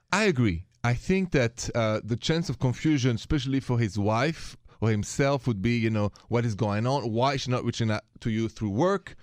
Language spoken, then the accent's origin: English; Paris, Île-de-France, France; accent: French; English is a second language; moved away; My accent is French, straight from Paris